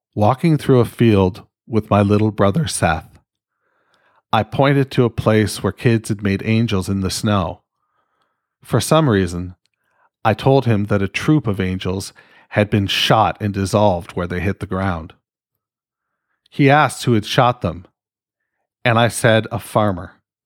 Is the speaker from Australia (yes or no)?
no; Canada; I'm fucking Canadian.